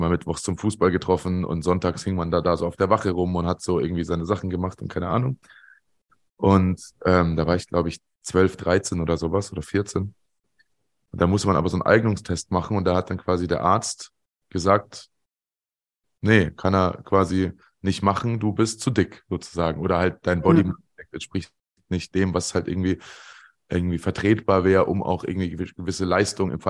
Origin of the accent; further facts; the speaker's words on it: Munich, Bavaria, Germany; wie gesagt, ich komme aus der, aus der Ecke München, hat viel Süddeutsche Zeitung gelesen.